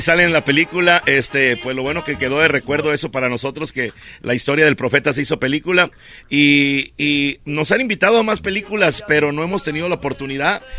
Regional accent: Ciudad Obregón, Sonora, Mexico; Todos somos de Obregón, Sonora, de la mera tierra yaqui. Somos de esa área en Ciudad Obregón, Sonora, el sur del estado. Ahí nacimos, ahí crecimos y parece que ahí seguimos viviendo

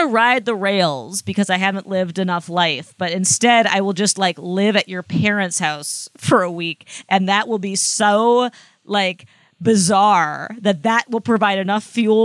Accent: Iowa, United States; now in New York City, United States; whenever I tell people in New York City that I'm from Iowa

